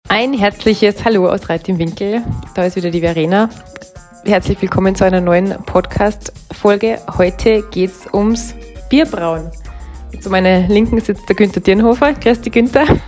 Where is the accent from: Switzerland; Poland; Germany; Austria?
Austria; bei uns in Österreich